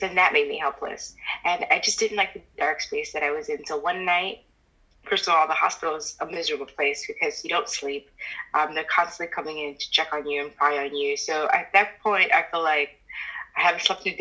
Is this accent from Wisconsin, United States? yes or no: no; Miami, Florida, United States; moved away as an adult; also born or lived in New York; I decided to move down to Miami, which is my hometown